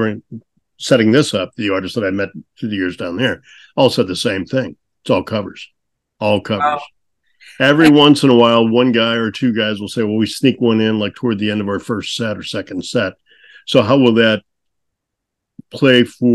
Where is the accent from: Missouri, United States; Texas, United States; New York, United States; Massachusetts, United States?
Missouri, United States; St. Louis; I grew up in St. Louis